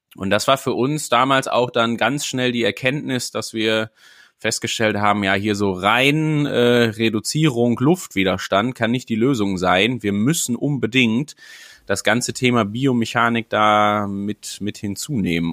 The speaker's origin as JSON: {"language": "German", "area": "Sauerland", "region": "North Rhine-Westphalia", "country": "Germany", "tie": "born or raised there", "moved": "yes", "lives_now": "Elmshorn, Germany", "said": "als gebürtiger Sauerländer"}